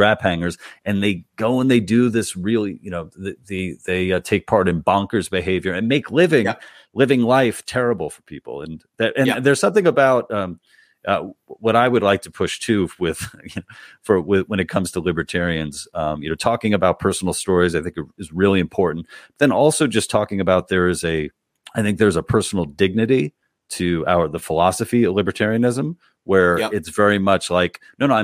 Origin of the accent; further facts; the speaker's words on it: New York City, New York, United States; moved away; I'm from New York, originally born in Queens, went to college at NYU, lived in the city for most of my life